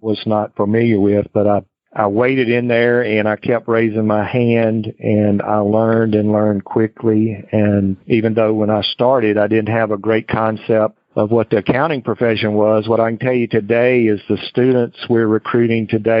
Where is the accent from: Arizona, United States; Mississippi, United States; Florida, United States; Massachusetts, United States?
Mississippi, United States; also born or lived in Houston, Texas; I moved from my home state of Mississippi to Houston, Texas. Spent almost 3 years with them before I decided to move back to Mississippi.